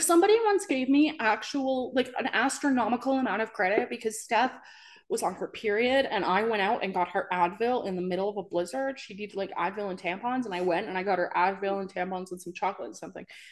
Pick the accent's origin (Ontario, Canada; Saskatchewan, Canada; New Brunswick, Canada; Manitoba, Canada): New Brunswick, Canada; moved away; I'm from New Brunswick, and that's where I went to college and school and everything